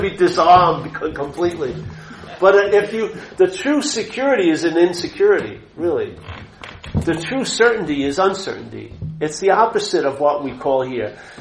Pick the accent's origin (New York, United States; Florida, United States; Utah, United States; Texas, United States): New York, United States; Long Island; I grew up a Catholic in Long Island, New York